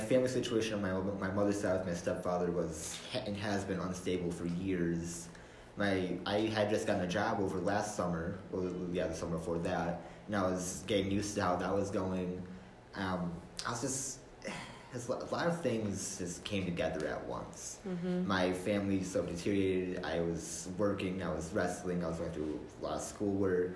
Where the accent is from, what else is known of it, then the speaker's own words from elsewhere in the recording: Grand Haven, Michigan, United States; I am from Grand Haven, Michigan. I was born and raised here.